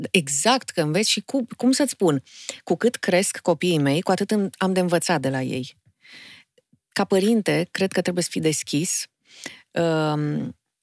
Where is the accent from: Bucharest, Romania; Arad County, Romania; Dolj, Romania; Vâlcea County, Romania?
Bucharest, Romania; Sunt bucureșteancă jet pe jet, din mamă bucureșteancă, tată moldovean